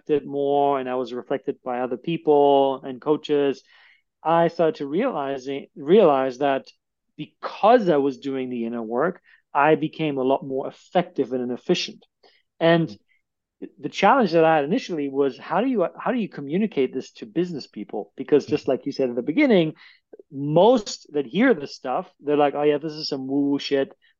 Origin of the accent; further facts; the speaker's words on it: Germany; moved away as an adult; also born or lived in United States; now in Cape Town, South Africa; I was born in Germany. I lived in Germany until 25, and then I permanently left the country and I immigrated to the United States and lived here for 4 years.